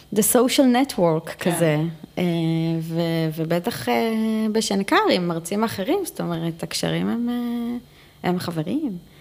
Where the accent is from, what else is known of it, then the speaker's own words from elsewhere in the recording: Israel; first language Hebrew; אנחנו ישראליות. בוא. שפת אם שלי היא עברית